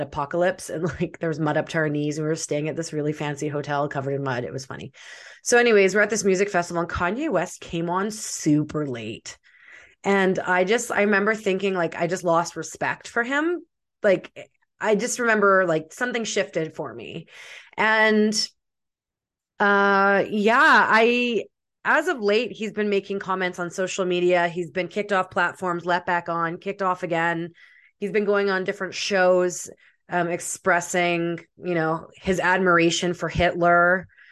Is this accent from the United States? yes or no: no; Russia; I'm from Russia